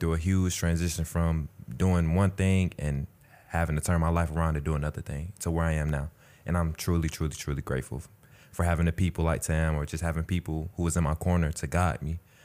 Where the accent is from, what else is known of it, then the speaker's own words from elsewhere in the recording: Atlanta, Georgia, United States; I'm from Atlanta, Georgia